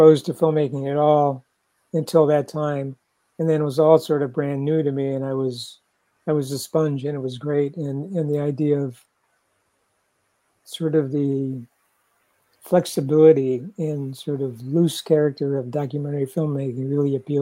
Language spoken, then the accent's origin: English; Cleveland, Ohio, United States; moved away as an adult; also born or lived in Los Angeles, California; I grew up in Cleveland, Ohio, which is in the middle of the country, the Midwest.